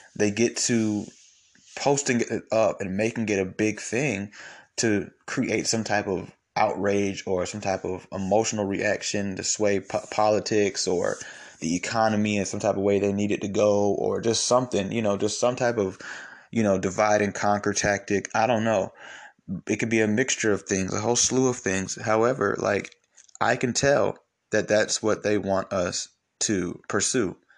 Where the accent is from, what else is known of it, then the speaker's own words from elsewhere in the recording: Atlanta, Georgia, United States; I'm from Atlanta, you know, I, I grew up going to church with his kids